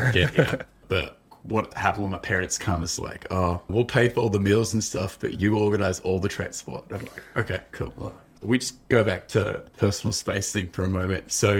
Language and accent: English; Australia; accent: Australian; But when I first came, my accent was very strong. But like I've never lived anywhere else, so it's going to be really Australian.